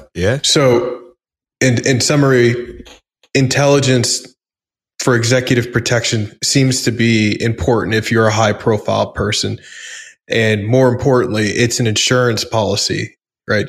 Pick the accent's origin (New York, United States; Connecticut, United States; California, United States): New York, United States; New York City; I grew up in the New York punk rock scene